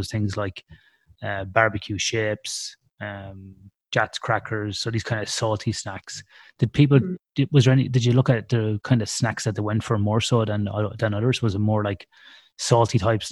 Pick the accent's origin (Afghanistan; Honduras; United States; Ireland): Ireland; I'm Irish